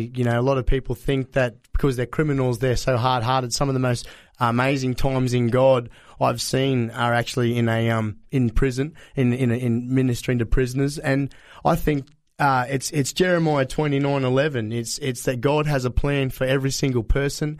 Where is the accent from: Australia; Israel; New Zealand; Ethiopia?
Australia; Sunshine Coast, Queensland; I grew up on the Sunshine Coast, but also in the rural regional area